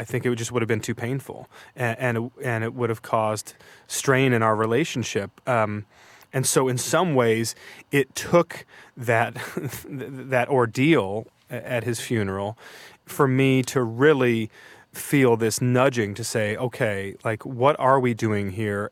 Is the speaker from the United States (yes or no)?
yes; outside of Detroit, Michigan, United States; My hometown is at the intersection of two highways, uh, outside of Detroit.